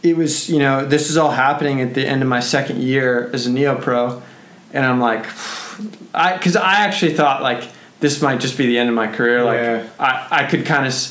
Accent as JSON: {"language": "English", "country": "United States", "said": "as an American rider"}